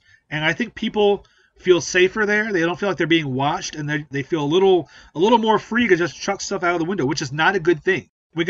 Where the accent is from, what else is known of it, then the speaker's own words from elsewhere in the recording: New Orleans, Louisiana, United States; my hometown, WWL in New Orleans.